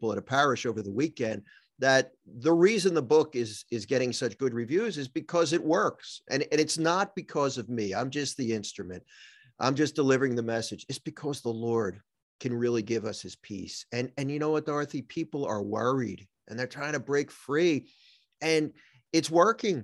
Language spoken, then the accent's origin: English; Philadelphia, Pennsylvania, United States; now in New Jersey, United States; I live in New Jersey, but I grew up in Philadelphia, Pennsylvania